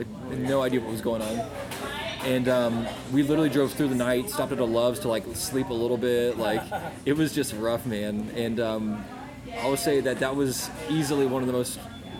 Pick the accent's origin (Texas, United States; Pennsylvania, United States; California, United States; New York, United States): Texas, United States; Dallas; it can work outside of DFW. Like, it can work outside of my hometown.